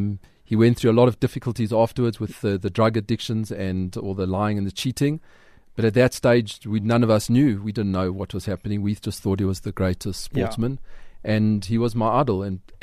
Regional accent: Johannesburg, Gauteng, South Africa; We lived in a fairly modest area in Edenville.

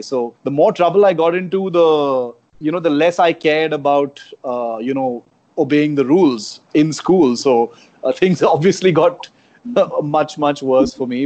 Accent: Chennai, Tamil Nadu, India; first language Konkani; English is a second language; moved away as an adult; also born or lived in Karnataka; I spent all my growing up years in uh, Chennai, which was called uh, Madras at that time

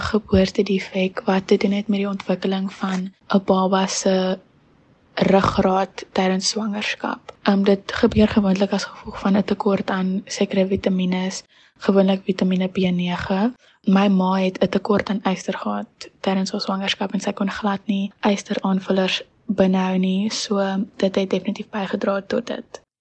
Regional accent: Stellenbosch, Western Cape, South Africa; also born or lived in Paarl; Ek is gebore in die Parel op die 29ste Julie van 2004. Ek het my hele lewe lank tot en met graad 4 in die Parel gebly. En um in die begin van graad 4 het ek by Laerskool Stellenbosch aangesluit en ek was daar tot en met graad 7

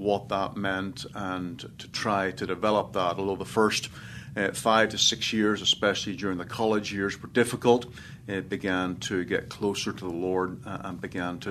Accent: Northern Ireland, United Kingdom; moved away; I was born in Northern Ireland, about 20 miles south of Belfast. My father is English, mother is Irish, and grew up in Northern Ireland

